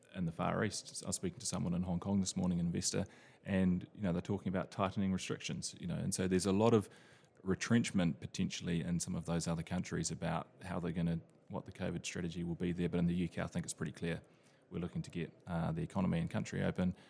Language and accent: English; New Zealand; now in London, United Kingdom; I'm originally from New Zealand